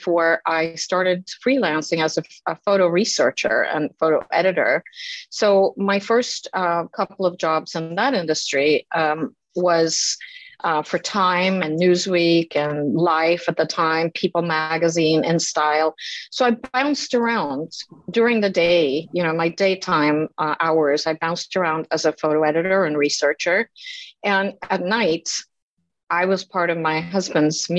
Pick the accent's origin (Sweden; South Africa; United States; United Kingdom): Sweden; also born or lived in Stockholm; I grew up in Sweden, and after high school, I moved to Stockholm